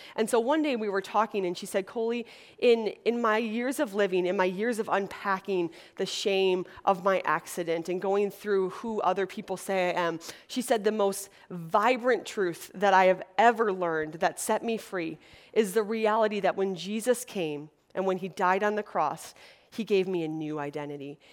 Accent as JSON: {"language": "English", "region": "Wisconsin", "country": "United States", "tie": "born or raised there", "moved": "as an adult", "lives_now": "Los Angeles, United States", "said": "I'm from Wisconsin, which is a little state in the Midwest. And so I grew up in a community of 14 girls"}